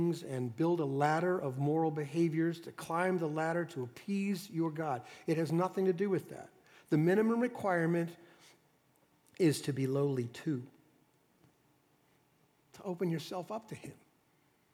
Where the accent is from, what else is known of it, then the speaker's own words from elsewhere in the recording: Dallas, Texas, United States; I was raised in Dallas, Texas in the 60s